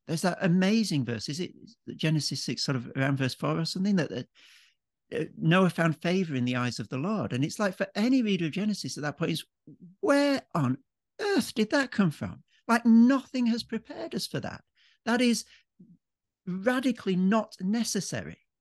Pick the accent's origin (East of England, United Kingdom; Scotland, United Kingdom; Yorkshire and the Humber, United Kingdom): Yorkshire and the Humber, United Kingdom; moved away as an adult; also born or lived in Cambridge; now in Melbourne, Australia; an Englishman. Um, so born and brought up in Yorkshire, uh, in the north of England